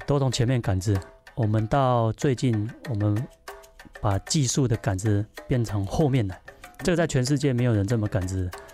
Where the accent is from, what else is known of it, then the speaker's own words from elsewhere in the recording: Taiwan; 回到我的家乡